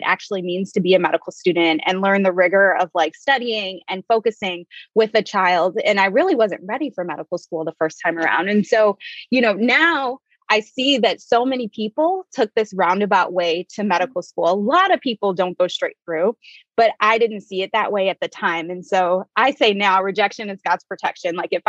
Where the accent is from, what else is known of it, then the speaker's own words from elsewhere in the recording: Detroit, Michigan, United States; also born or lived in Chicago / Northwest Indiana; So as you guys said, I am originally from Detroit.